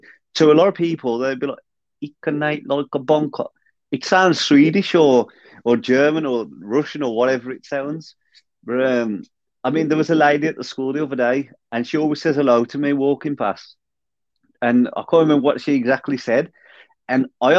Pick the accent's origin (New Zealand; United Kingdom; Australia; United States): United Kingdom; Black Country, West Midlands; accent: Black Country